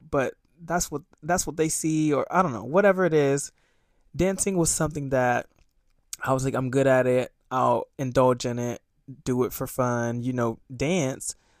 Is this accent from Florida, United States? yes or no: yes; Sarasota, Florida, United States; moved away as an adult; now in New York City, United States; I'm from Florida